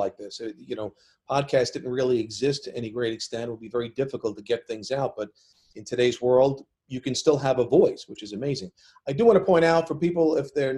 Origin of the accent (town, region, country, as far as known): New York, United States; born or raised there